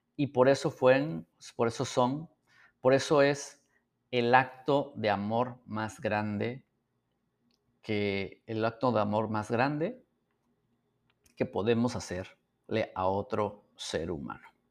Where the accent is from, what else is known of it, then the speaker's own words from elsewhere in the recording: San Miguel Soyaltepec, Oaxaca, Mexico; vivíamos en Oaxaca